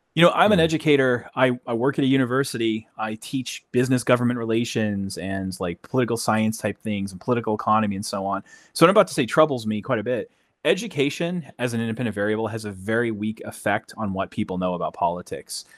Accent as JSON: {"language": "English", "region": "New England", "country": "United States", "moved": "yes", "said": "I'm from the New England area of uh, of United States. I don't live there now, but that's where I'm from. I still think of myself as a New Englander"}